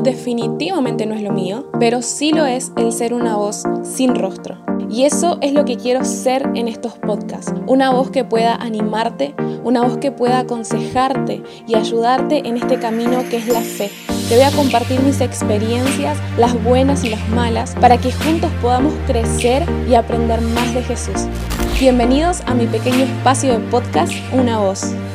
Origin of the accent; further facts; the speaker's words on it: Buenos Aires, Argentina; soy de Buenos Aires, Argentina